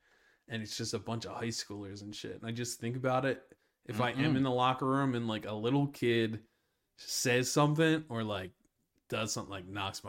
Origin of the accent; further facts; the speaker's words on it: Pottstown, Pennsylvania, United States; also born or lived in Delaware County, Pennsylvania; I'm from Delco.